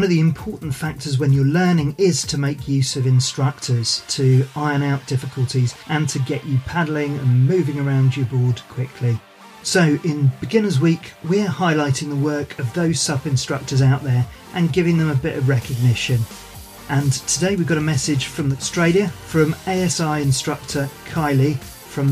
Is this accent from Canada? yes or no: no; United Kingdom; we're both British born